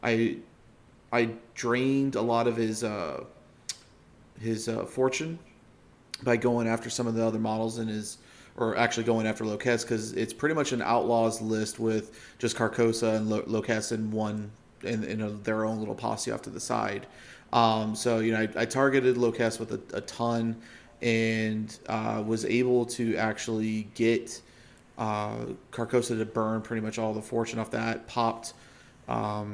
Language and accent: English; Washington, District of Columbia, United States; you went to my hometown